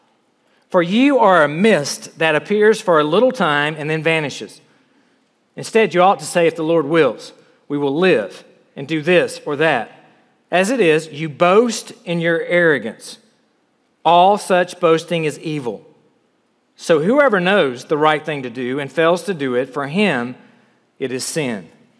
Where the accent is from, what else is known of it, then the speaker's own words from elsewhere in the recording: South Carolina, United States; moved away as an adult; I grew up in South Carolina